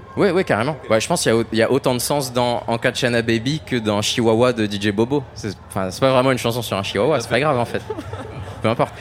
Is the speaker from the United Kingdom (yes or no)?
no; France